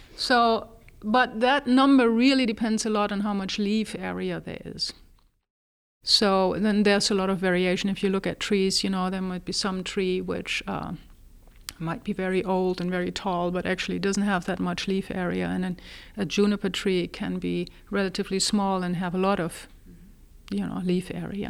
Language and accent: English; Germany; moved away as an adult; also born or lived in Texas, United States; now in United States; I was born in Germany originally. I got my first degree there, and then at the age of twenty-four, actually came to the United States.